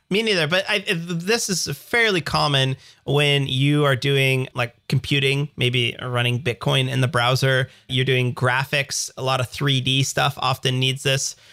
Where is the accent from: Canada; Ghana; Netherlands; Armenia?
Canada; accent: Canadian; my Canadian accent